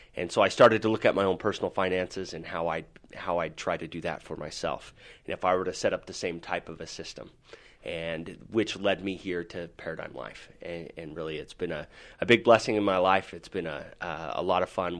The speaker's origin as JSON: {"language": "English", "town": "Salt Lake City", "region": "Utah", "country": "United States", "tie": "born or raised there", "said": "I am from Salt Lake City, Utah here, and, uh, I'm born and raised"}